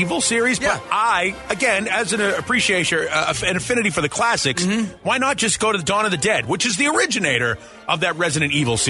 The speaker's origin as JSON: {"language": "English", "town": "Boston", "region": "Massachusetts", "country": "United States", "accent": "Southie", "said": "being from Boston, where it's one of the worst accents in America, we are very cognizant of hearing other people's accents."}